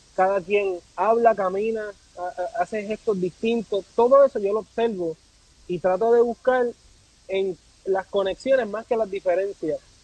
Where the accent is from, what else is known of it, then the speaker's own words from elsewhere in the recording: Puerto Rico; also born or lived in Pennsylvania; now in Washington, United States; yo nací en Puerto Rico